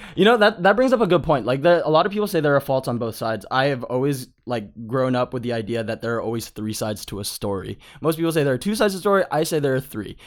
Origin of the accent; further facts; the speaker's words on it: Palmdale, California, United States; I grew up in Palmdale, like, I was the token Asian